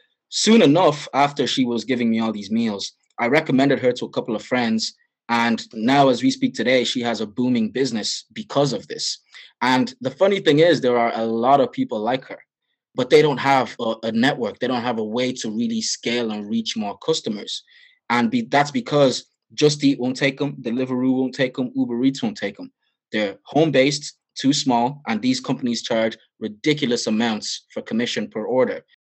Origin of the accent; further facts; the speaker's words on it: Nigeria; As you know, I'm Nigerian, so that is my bread and butter.